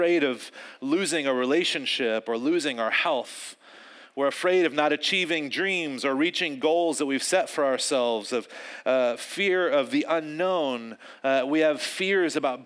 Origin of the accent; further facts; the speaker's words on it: North Carolina, United States; I grew up in North Carolina, I grew up around a lot of animals and a lot of fields